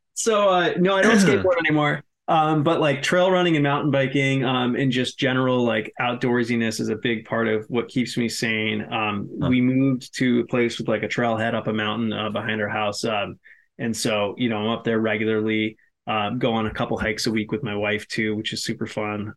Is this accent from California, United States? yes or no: no; Massachusetts, United States; I'm from Massachusetts